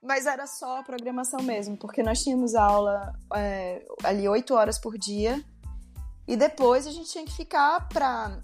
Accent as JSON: {"language": "Portuguese", "town": "São Luís", "region": "Maranhão", "country": "Brazil", "also_born_or_lived": "São Paulo, Brazil / Rio Grande do Sul, Brazil", "moved": "as an adult", "lives_now": "Porto, Portugal", "said": "Eu sou de São Luís do Maranhão, mas me mudei para São Paulo"}